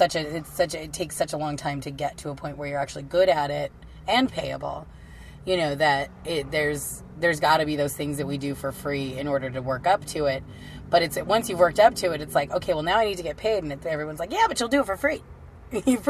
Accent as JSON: {"language": "English", "town": "Kingman", "region": "Arizona", "country": "United States", "tie": "born or raised there", "said": "I was living in my hometown of Kingman"}